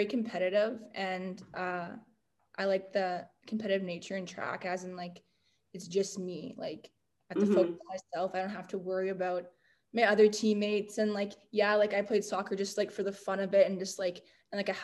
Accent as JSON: {"language": "English", "town": "North Vancouver", "region": "British Columbia", "country": "Canada", "tie": "born or raised there", "said": "Vancouver. That's where I'm from. I'm like, yeah, born and raised in North"}